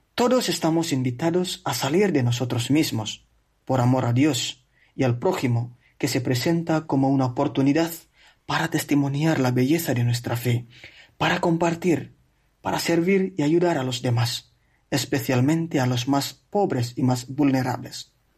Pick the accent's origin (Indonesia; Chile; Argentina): Indonesia; Flores, East Nusa Tenggara; Spanish is a second language; moved away as an adult; also born or lived in Italy; now in Spain; Precisamente de la isla de Flores, que es una de las 17.000 islas de Indonesia.